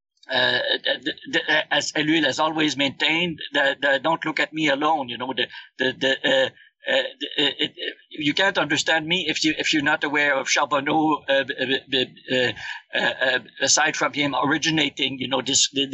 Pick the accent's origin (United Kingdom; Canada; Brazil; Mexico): Canada; also born or lived in Montreal, Quebec; I'm Canadian. I did my PhD at McGill University in Montreal, and I'm still based in Montreal.